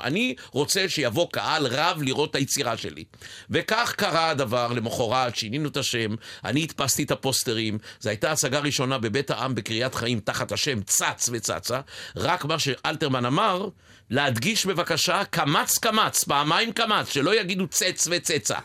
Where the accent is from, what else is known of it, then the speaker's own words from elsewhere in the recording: Ness Ziona, Central District, Israel; יליד נס ציונה